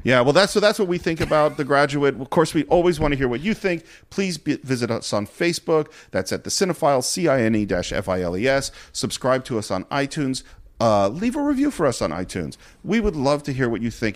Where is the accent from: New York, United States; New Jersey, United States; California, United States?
California, United States; Marin County; also born or lived in Berkeley; I grew up in Marin County, went to school in Berkeley.